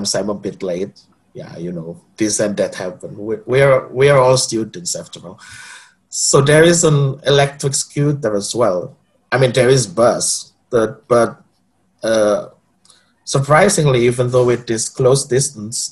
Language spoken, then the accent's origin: English; Surabaya, East Java, Indonesia; moved away as an adult; now in Gothenburg, Sweden; I come from Surabaya, which is also the second biggest city in Indonesia